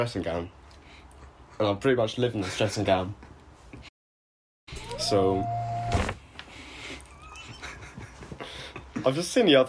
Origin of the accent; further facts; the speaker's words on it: Scotland, United Kingdom; also born or lived in London; now in Hampshire, United Kingdom; I grew up in Scotland. The whole family's Scottish.